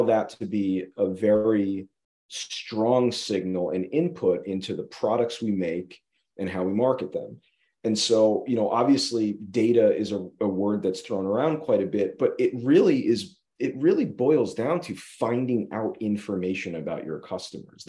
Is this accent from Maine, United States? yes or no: no; just outside of Saratoga, upstate New York, United States; moved away as an adult; also born or lived in Maryland / Miami; I'm from upstate New York, just outside of Saratoga